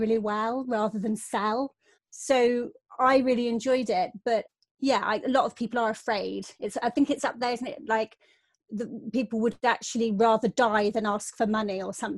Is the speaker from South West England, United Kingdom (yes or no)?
yes; Devon, South West England, United Kingdom; I grew up in Devon